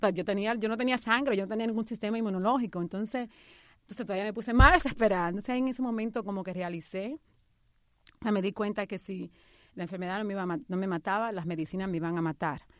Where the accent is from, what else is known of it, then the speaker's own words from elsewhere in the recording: Dominican Republic; moved away as an adult; also born or lived in New York; now in United States; hace 16 años cuando inmigré de la República Dominicana a Nueva York